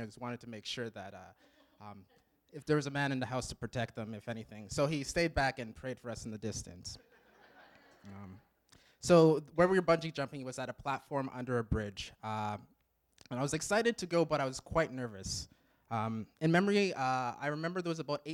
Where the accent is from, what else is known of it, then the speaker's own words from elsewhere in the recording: Regina, Saskatchewan, Canada; moved away as an adult; originally, I'm from Regina, Saskatchewan. I grew up in a good Christian home.